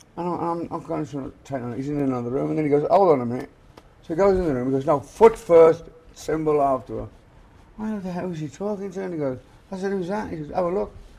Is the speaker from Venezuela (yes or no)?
no; England, United Kingdom; moved away; we came from England